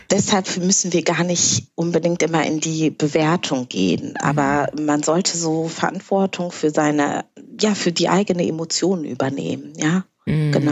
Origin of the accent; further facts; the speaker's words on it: Berlin, Germany; Wenn mich jemand fragt, wo ich herkomme, antworte ich auch einfach, ja, ich komme aus Berlin.